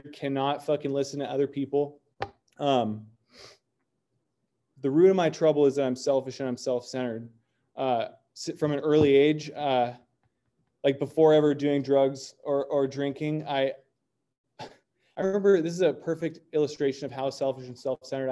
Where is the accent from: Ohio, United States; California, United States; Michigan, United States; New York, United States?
California, United States; North Orange County; I grew up in Orange County, in North Orange County.